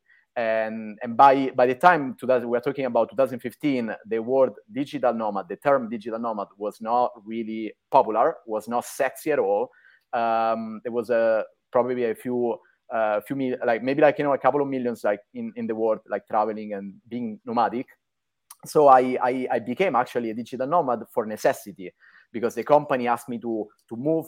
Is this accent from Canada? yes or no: no; Rome, Lazio, Italy; moved away as an adult; also born or lived in New York; I'm Italian, born and raised in Rome